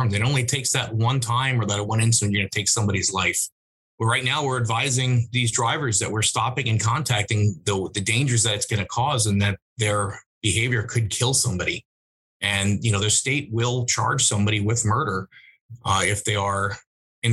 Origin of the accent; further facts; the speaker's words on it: New York, United States; moved away; I'm from New York originally